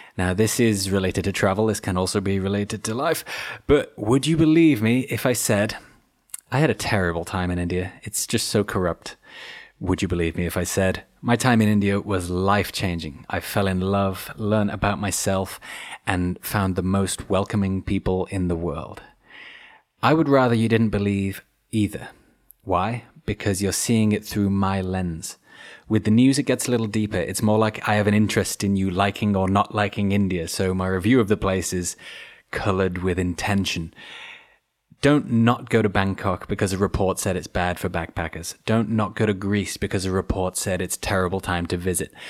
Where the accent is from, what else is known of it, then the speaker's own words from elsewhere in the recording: United Kingdom; being British